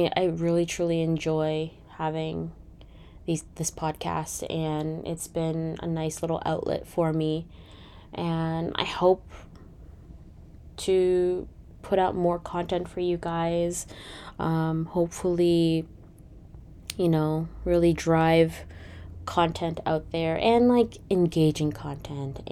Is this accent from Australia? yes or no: no; Canada; I am Canadian